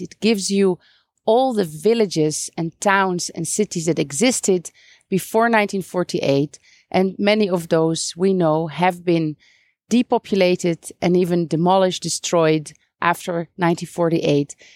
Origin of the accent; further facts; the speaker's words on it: Netherlands; moved away as an adult; now in Beit Safafa, Palestine; I am originally from the Netherlands